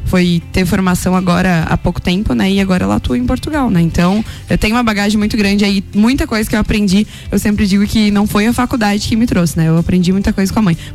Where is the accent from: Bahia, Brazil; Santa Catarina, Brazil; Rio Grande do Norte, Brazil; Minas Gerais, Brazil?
Santa Catarina, Brazil; São Joaquim; Sou, sou natural de São Joaquim.